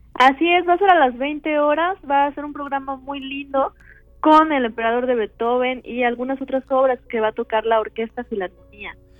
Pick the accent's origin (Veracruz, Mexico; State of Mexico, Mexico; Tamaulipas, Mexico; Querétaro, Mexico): Veracruz, Mexico; Xalapa; moved away as an adult; also born or lived in Chicago; now in Mexico City, Mexico; soy de Jalapa, entonces a los siete años inicié ahí en el Centro de Iniciación Musical Infantil